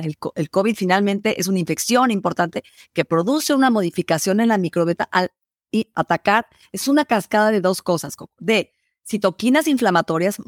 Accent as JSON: {"language": "Spanish", "country": "Mexico", "said": "en mi país, México"}